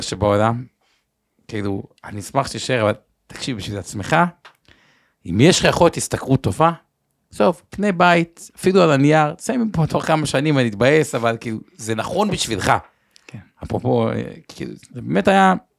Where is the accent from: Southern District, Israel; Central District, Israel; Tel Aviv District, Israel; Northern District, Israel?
Tel Aviv District, Israel; Tel Aviv; בתור תל אביבי